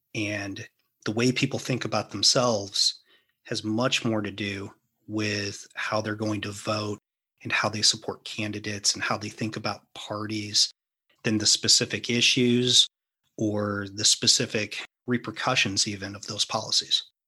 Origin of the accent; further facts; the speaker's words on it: St. Louis, Missouri, United States; I grew up in Saint Louis.